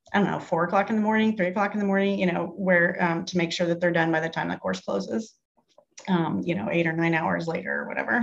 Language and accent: English; United States; I'm such an American